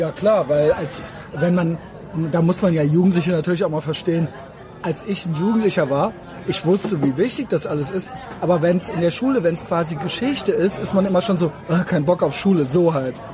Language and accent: German; Germany; ich bin auch Deutscher